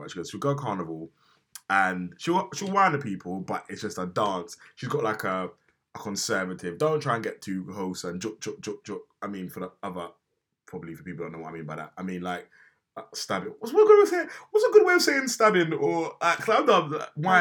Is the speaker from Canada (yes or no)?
no; Jamaica; as a Jamaican